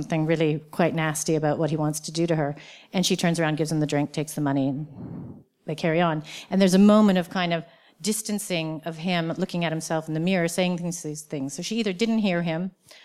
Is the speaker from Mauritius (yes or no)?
no; Canada; as a Canadian